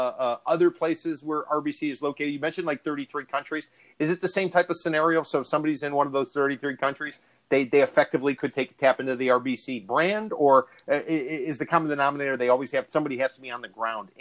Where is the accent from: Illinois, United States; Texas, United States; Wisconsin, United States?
Illinois, United States; Chicago; now in South Florida, United States; I grew up in Chicago